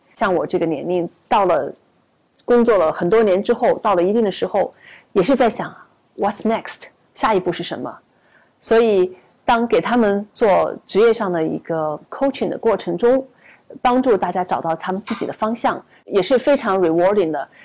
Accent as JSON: {"language": "Chinese", "country": "China", "said": "我们中国人"}